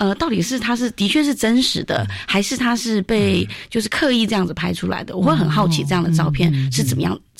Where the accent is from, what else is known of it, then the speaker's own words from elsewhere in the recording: Myanmar; moved away; 来自缅甸。